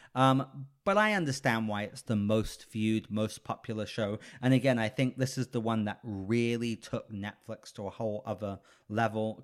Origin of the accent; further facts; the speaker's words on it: United Kingdom; I'm British